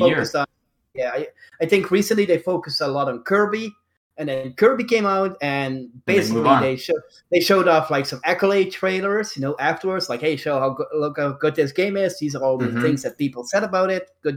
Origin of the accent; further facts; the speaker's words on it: Netherlands; moved away; I grew up in Europe and the Netherlands